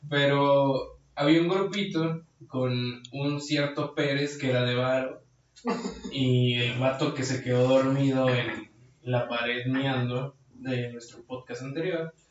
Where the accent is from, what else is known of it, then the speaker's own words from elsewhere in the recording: Guanajuato, Mexico; Porque soy macho y soy de Guanajuato.